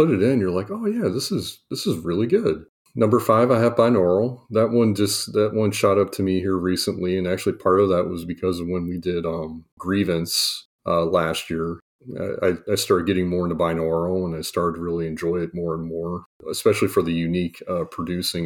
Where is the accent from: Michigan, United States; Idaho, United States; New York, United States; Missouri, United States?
Missouri, United States; Kansas City; I grew up in Kansas City